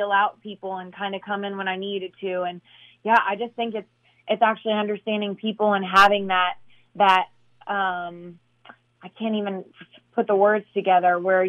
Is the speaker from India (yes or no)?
no; Midwest, United States; moved away; I come from the Midwest